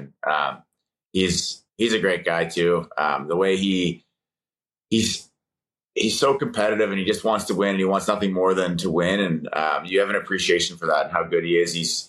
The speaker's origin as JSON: {"language": "English", "region": "East Coast", "country": "United States", "said": "One thing for me going into it was, if I could stay on the East Coast, I wanted to do that. I'm from the East Coast, and family's out there and stuff."}